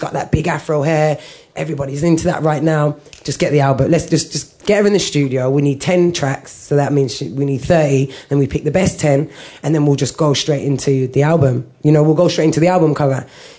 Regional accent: Birmingham, West Midlands, United Kingdom; now in London, United Kingdom; I'm originally from Birmingham. I grew up, again, white Irish mom, Jamaican background.

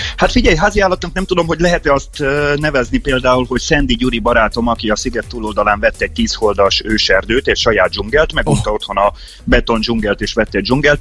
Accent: Hungary; moved away as an adult; now in Hawaii, United States; Száz napra Magyarországra megyek, az az én szülőhazám

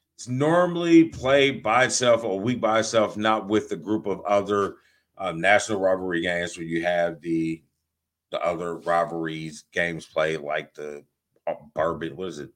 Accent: Indiana, United States; I am from Indiana

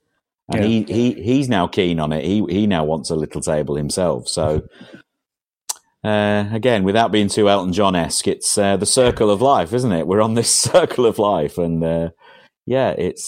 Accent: England, United Kingdom; Certainly, the village that I grew up in England. Was a very, very hard working class area where men actually did graft

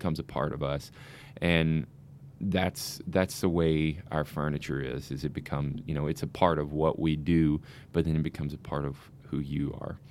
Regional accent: Tennessee, United States; moved away as an adult; now in Saint Charles, United States; I'm originally from Tennessee.

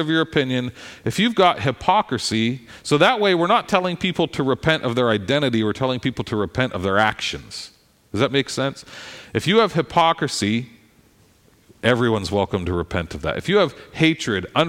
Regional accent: Philadelphia, Pennsylvania, United States; I'm a Philadelphian

